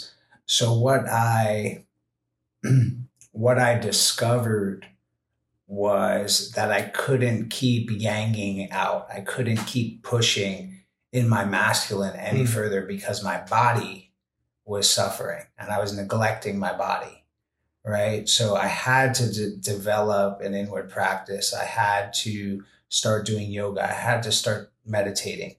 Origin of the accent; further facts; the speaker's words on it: New York City, New York, United States; moved away as an adult; I was a kid from the Bronx